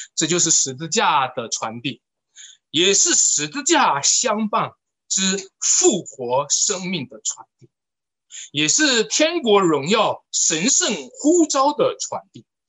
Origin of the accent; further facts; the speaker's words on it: China; 我们中国人讲的词儿叫做出生入死